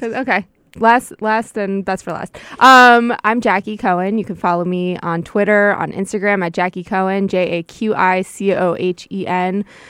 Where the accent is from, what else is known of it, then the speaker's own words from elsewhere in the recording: Westchester County, New York, United States; about ten minutes from where I grew up